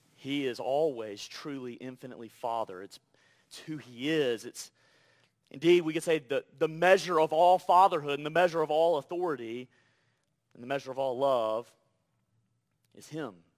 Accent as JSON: {"language": "English", "region": "Deep South", "country": "United States", "moved": "yes", "said": "I'm from the Deep South"}